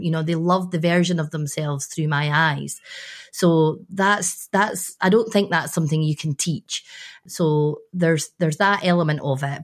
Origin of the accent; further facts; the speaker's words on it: Scotland, United Kingdom; I'm a Scottish woman